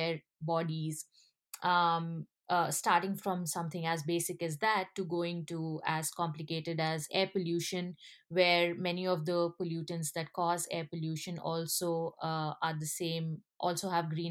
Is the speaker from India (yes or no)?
yes; India; I come from India